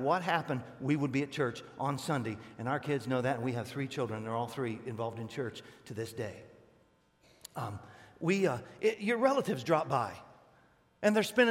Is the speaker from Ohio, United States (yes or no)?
yes; Northeast Ohio, United States; I'm Northeast Ohio.